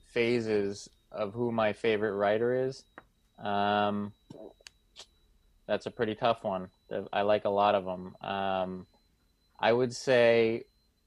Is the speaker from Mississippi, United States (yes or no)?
no; Boston, Massachusetts, United States; I'm from Boston and this is a big sports city